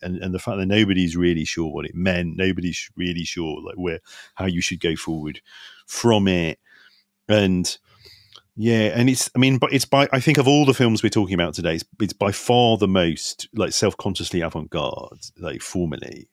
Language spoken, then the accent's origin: English; United Kingdom; anyone my age or kid's age growing up in Britain sort of grew up watching a lot of these films